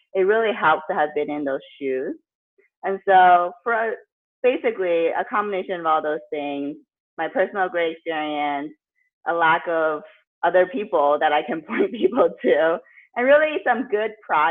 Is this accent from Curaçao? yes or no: no; the Bay Area, California, United States; I grew up in the Bay Area, went to college at Berkeley